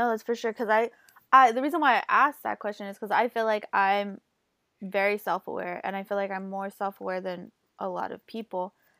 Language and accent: English; California, United States; It's like a suburban place.